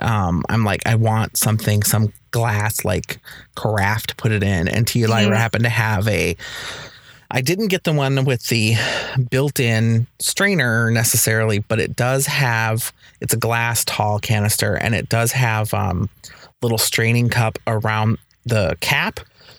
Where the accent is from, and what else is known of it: Minnesota, United States; born or raised there